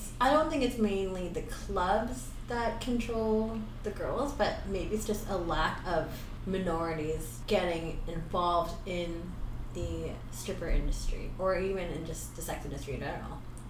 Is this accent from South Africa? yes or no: no; Philippines; he loves getting dance from us, because I think it's because we're Filipino.